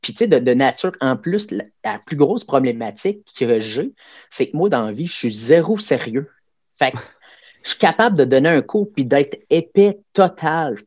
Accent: Abitibi-Témiscamingue, Quebec, Canada; je viens de l'Abitibi-Témiscamingue

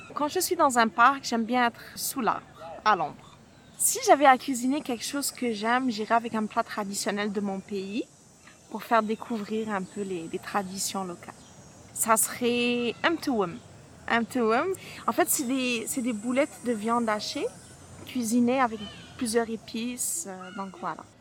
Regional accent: Algeria; moved away as an adult; now in Montreal, Canada

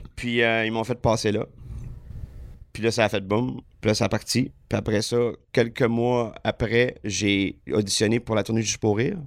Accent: Lac Saint-Jean, Quebec, Canada; moved away; also born or lived in Estrie; je faisais du, du bateau avec mon oncle, euh, sur le Lac Saint-Jean tout, tout l'été, en jeunesse

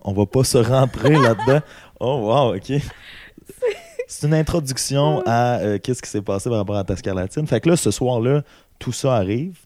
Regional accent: Amos, Quebec, Canada; je viens d'Amos

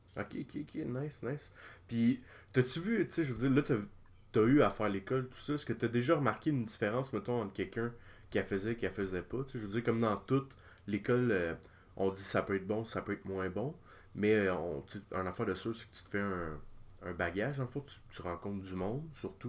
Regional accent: Lanaudière, Quebec, Canada; mon coin, la Naudière

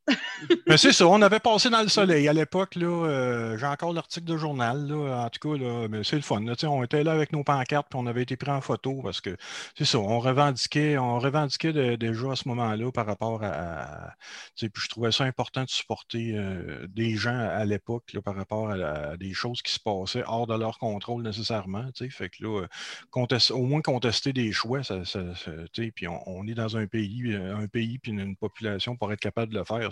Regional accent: Beauce, Quebec, Canada; je suis de la Beauce. D'ailleurs, en ce moment, je suis toujours en Beauce. J'ai fait un retour en Beauce après 20 euh, ans à, la ville de Québec.

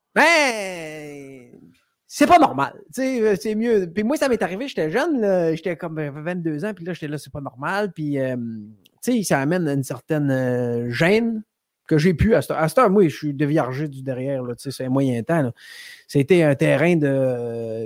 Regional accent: Rimouski, Quebec, Canada; also born or lived in Sainte-Anne-des-Monts, Gaspésie; C'est vrai que je viens de la Gaspésie, mais après ça, j'ai habité dans le Bas-Saint-Laurent, moi, un peu plus longtemps, à Rimouski. Ah, fait que j'ai été en Gaspésie jusqu'à euh, au début du primaire. après ça, j'ai passé mon primaire à Rimouski euh, au complet.

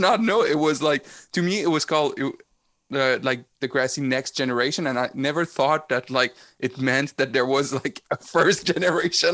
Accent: Rimouski, Quebec, Canada; I was born in Rimouski

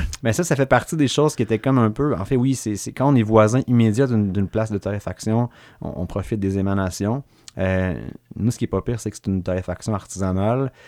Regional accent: Sherbrooke, Quebec, Canada; je suis de l'Est, mais l'Est plus. Euh, la paroisse Marie-Reine

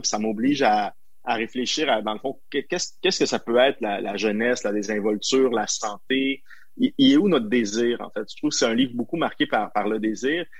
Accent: Montreal, Quebec, Canada; je sois à Montréal, ma ville natale

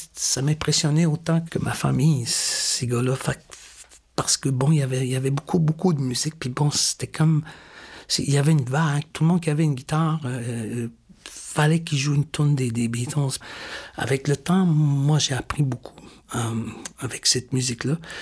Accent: Newfoundland and Labrador, Canada; moved away; moi, je suis né au Labrador. Je suis né très loin d'ici, très loin de Manutenam, au nord complètement

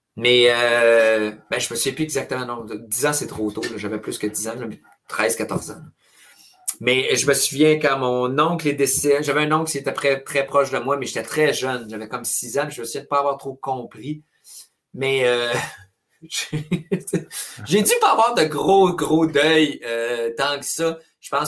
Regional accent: Trois-Rivières, Quebec, Canada; first language French; j'ai été élevé à Trois-Rivières

